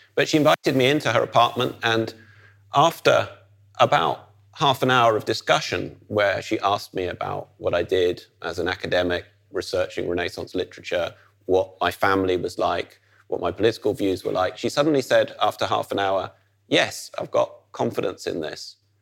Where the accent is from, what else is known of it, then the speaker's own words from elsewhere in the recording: Netherlands; as somebody growing up in the Netherlands